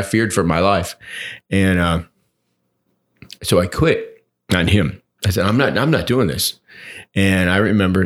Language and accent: English; Ann Arbor, Michigan, United States; I grew up in Ann Arbor